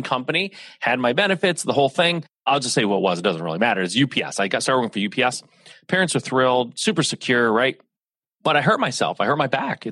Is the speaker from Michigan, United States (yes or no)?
yes; Michigan, United States; I'm a Midwest guy, born and raised in Michigan